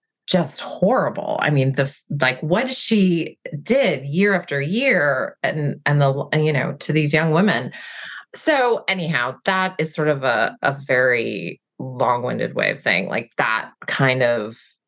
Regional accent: Massachusetts, United States; now in Seattle, United States; I'm originally from Massachusetts

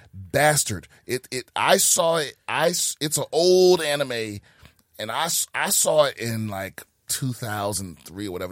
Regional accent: Prince George's County, Maryland, United States; also born or lived in Washington, D.C.; I was born in D C, raised in P G County, Maryland

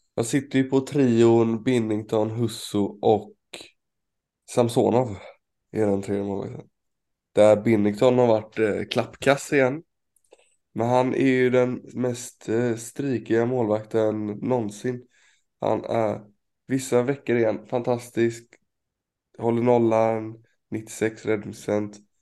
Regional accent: Sweden; som svensk

